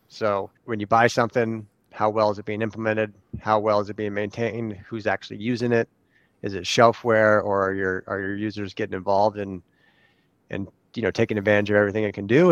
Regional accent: California, United States; now in Arizona, United States; we're from California

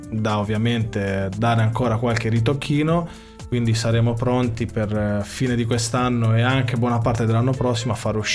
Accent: Sanremo, Liguria, Italy; abbiamo tutte e due origini napoletane, lui forse un pochettino di più perché io sono nato qua a Sanremo, lui è nato a Napoli, però siamo di qua, ovvero viviamo qua a Sanremo.

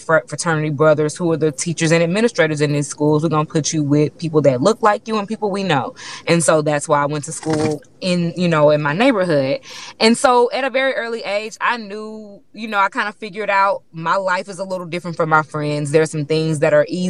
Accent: Houston, Texas, United States; I'm from Third Ward, right? That's a black neighborhood in Houston

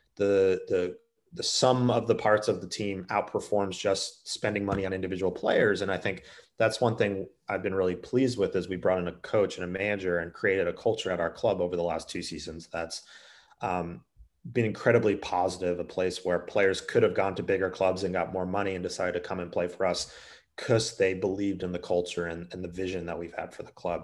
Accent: United States; I played the sport growing up in the States

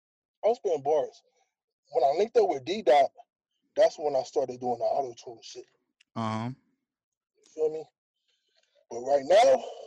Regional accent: Anaheim, California, United States; It is Anaheim. I'm from Anaheim first, but to narrow it down, my section is West Anaheim. That's where I grew up at.

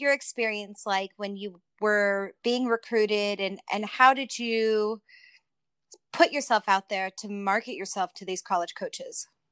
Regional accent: Southern California, United States; Erica and I grew up together in Southern California

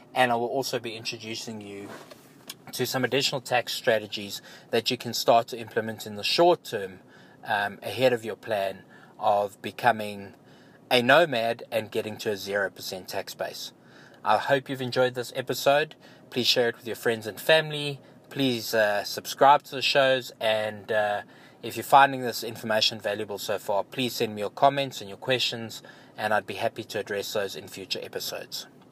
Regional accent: South Africa; my home country as an example in South Africa

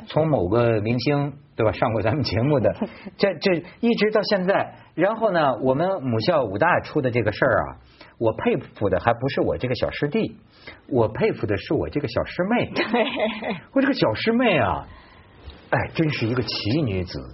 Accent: China; 我们中国人先说

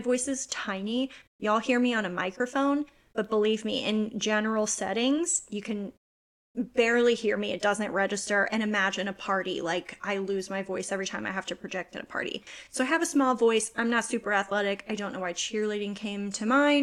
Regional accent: United States; I'm American

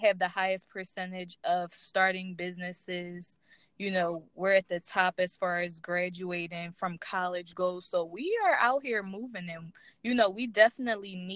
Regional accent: Philadelphia, Pennsylvania, United States; I'm from Philadelphia, so I'm from a big city

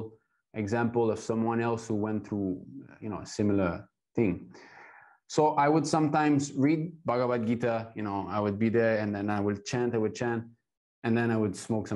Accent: Montreal, Quebec, Canada; now in China; I was born in ISKCON in Montreal

